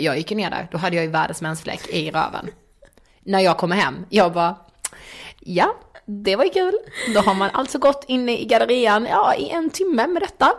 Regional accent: Karlshamn, Blekinge, Sweden; moved away; hemma i Karlshamn

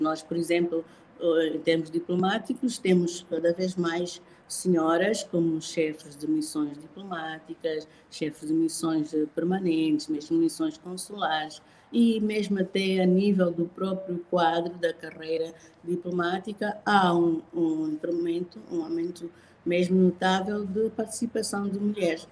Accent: Angola; sou angolana, sou de raiz

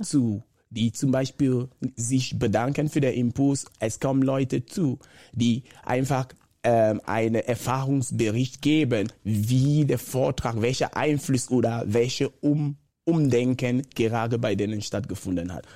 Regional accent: Cameroon; first language Bakossi; German is a second language; moved away as an adult; Ich ich komme ursprünglich aus Kamerun. Bin in einer normalen Familie groß gewachsen

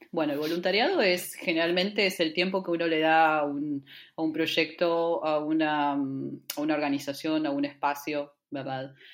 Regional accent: San Fernando, Buenos Aires Province, Argentina; moved away as an adult; also born or lived in Bariloche; nací en Buenos Aires, en la zona norte, en San Fernando

